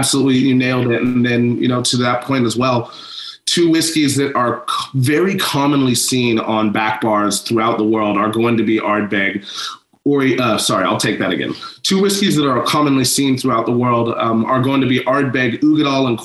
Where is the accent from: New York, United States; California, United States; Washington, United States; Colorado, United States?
Washington, United States; Seattle; I am born and raised in Seattle, Washington, here in the United States, the upper left coast, the Pacific Northwest.